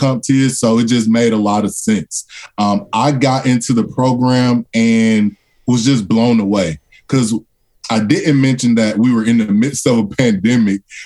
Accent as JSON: {"language": "English", "town": "Atlanta", "region": "Georgia", "country": "United States", "tie": "born or raised there", "said": "Atlanta native, one of those rarities who's still in Atlanta. So born and raised in Atlanta, Georgia."}